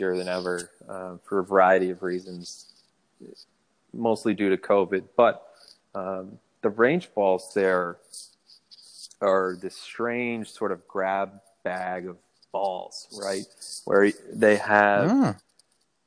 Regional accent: Chesapeake, Virginia, United States; moved away as an adult; also born or lived in Houston, Texas / Williamsburg, Virginia / Manhattan, New York; now in Washington, D.C., United States; I grew up in Chesapeake, Virginia, lived in Houston very briefly, went to school in Williamsburg, Virginia. Then I lived in Manhattan for, 7 years

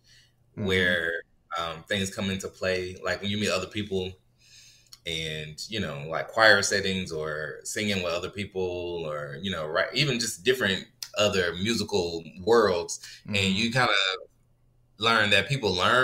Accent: Raleigh, North Carolina, United States; moved away as an adult; also born or lived in Charlotte, North Carolina / Los Angeles, California; now in Houston, United States; I was born and raised in Raleigh.

